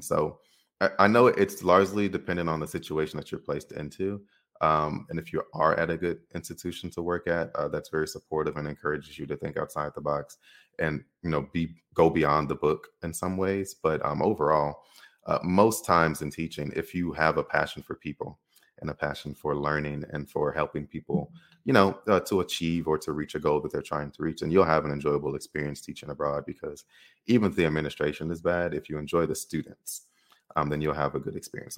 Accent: Chicago, Illinois, United States; moved away as an adult; I'm growing up in Chicago

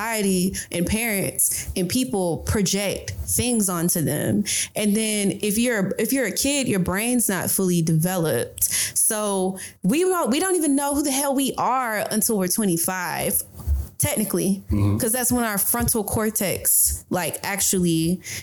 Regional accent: Atlanta, Georgia, United States; growing up in Southwest Atlanta

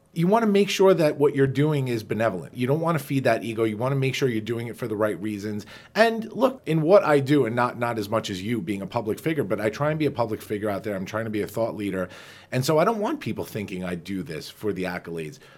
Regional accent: Farmingdale, New York, United States; growing up on Long Island, you know, as we all did, we're both Dalers

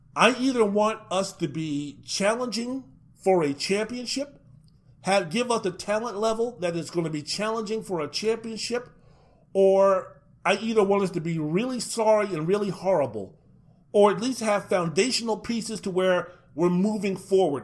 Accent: Washington, District of Columbia, United States; my hometown team

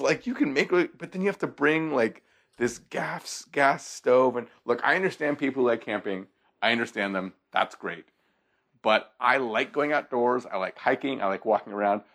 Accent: Seattle, Washington, United States; I grew up in Seattle

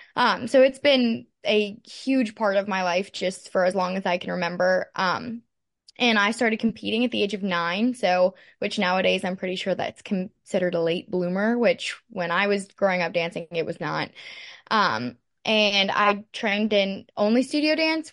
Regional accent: Pittsburgh, Pennsylvania, United States; moved away as an adult; now in Lexington, United States; I'm from Pittsburgh, Pennsylvania. I grew up dancing there

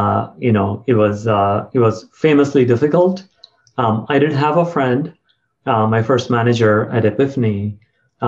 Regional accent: South India, India; moved away as an adult; also born or lived in Silicon Valley, United States; now in United States; I grew up in South India, and after some fits and starts, I got into IIT Madras

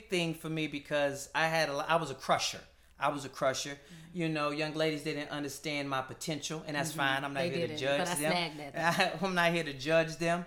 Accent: Shreveport, Louisiana, United States; moved away; also born or lived in Texas; I am from Shreveport, Louisiana

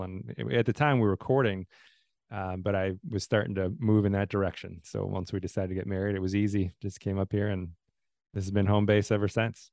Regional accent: Southeast Wisconsin, United States; moved away as an adult; also born or lived in Texas / Tallahassee, Florida; now in Nashville, United States; all of my kind of formative years, kindergarten through high school was all in Wisconsin, Southeast Wisconsin

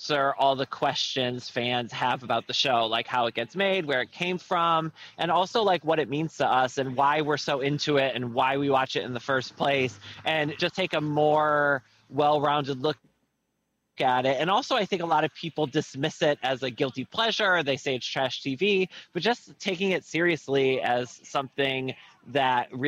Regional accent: United States; moved away as an adult; now in London, United Kingdom; I am an American. I just live here

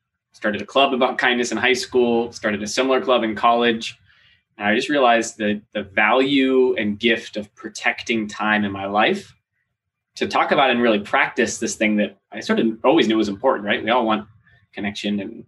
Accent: Seattle, Washington, United States; moved away as an adult; also born or lived in Maine; now in Los Angeles, United States; I was born in Maine. Okay. Moved across the country when I was pretty little, like four. I grew up mostly in Seattle

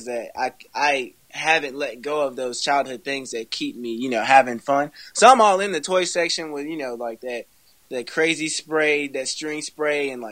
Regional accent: Burlington, North Carolina, United States; my hometown, Burlington.

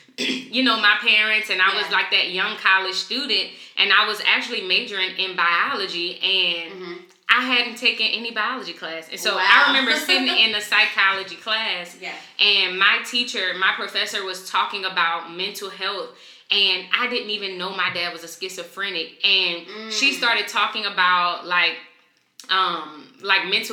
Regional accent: New Orleans, Louisiana, United States; now in Atlanta, United States; So I'm from New Orleans. I'm originally from New Orleans. I live in Atlanta right now

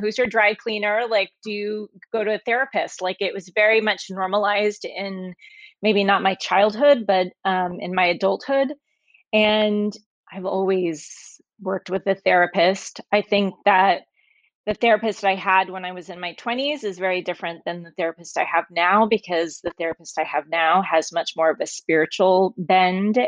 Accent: Oklahoma, United States; I grew up in Oklahoma

